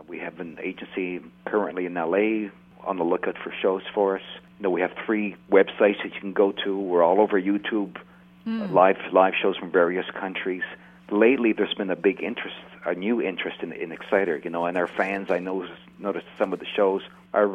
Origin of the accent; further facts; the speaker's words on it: Canada; we're from Canada